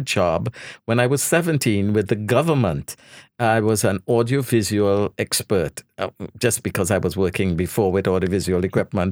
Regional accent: Trinidad & Tobago; moved away; I was born in Trinidad

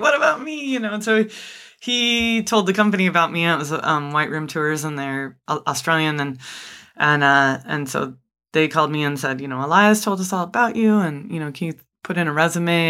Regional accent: United States; as American adults

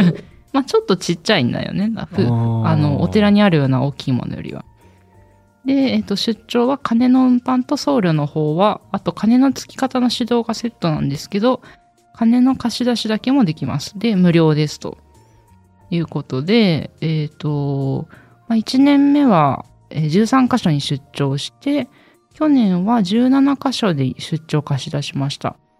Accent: Kagoshima, Japan; 私の出身の鹿児島

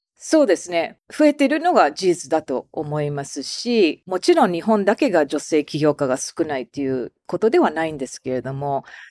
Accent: United States; now in Japan; 常にまあアメリカ人ですから

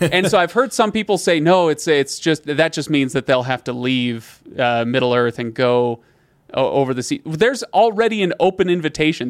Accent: United States; as an American who doesn't know any better

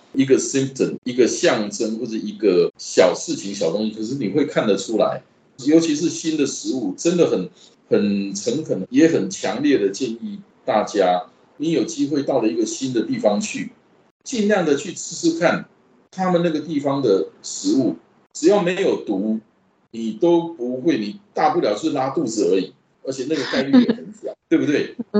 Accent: Taiwan; 我们台湾话

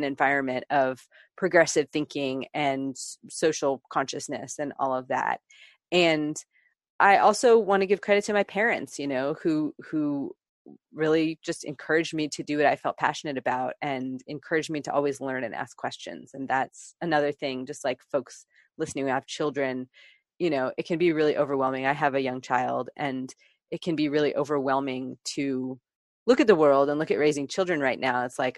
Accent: Bay Area, Northern California, United States; I grew up in the Bay Area of Northern California

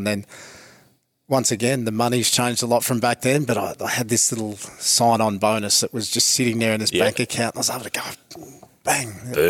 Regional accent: Australia; growing up in Neil halfway, I spent a lot of time as a kid over with Mum and Dad and my brothers in Adelaide on holidays.

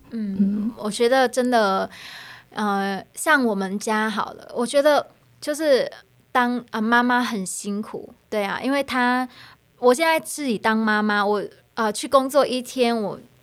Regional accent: Vietnam; Chinese is a second language; moved away as an adult; now in Taiwan; 我是越南人

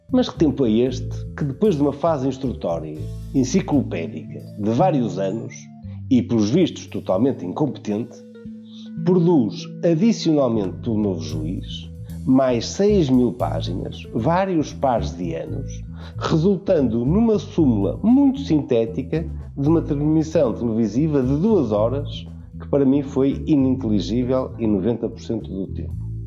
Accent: Portugal; Como português

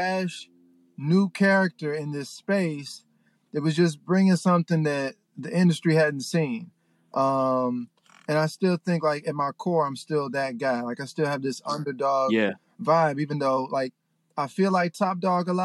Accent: Memphis, Tennessee, United States; now in Los Angeles, United States; I'm from Memphis.

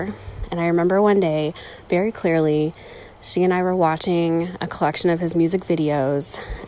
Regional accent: Southern Indiana, United States; I'm from Southern Indiana

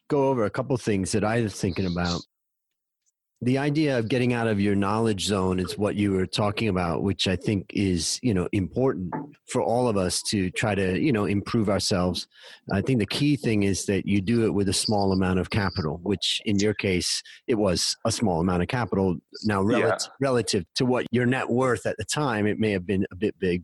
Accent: Ohio, United States; moved away as an adult; also born or lived in Thailand; We grew up together in Ohio

